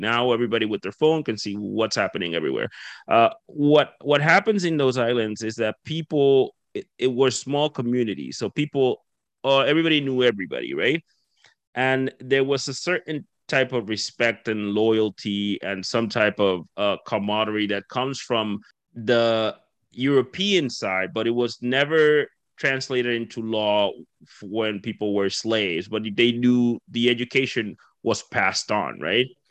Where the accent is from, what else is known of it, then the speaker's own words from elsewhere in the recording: Dominican Republic; moved away; I'm from the Caribbean myself. I'm from okay. the Dominican Republic originally